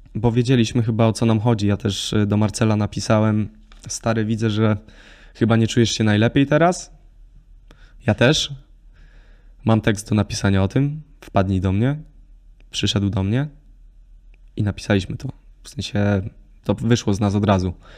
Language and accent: Polish; Lesser Poland, Poland; jestem ze wsi, gdzie nie było dla mnie problemu jeździć statą do lasu i, i szykować drewno na zimę